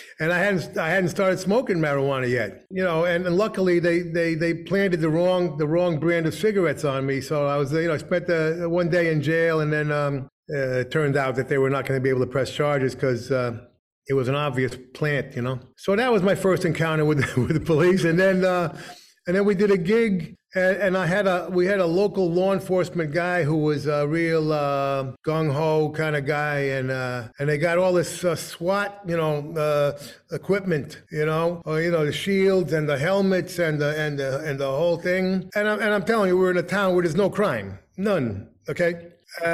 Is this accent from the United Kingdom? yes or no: no; New Jersey, United States; When you're growing up in New Jersey, you can't wait to get out. Now, of course, since then, I've learned to love where I come from.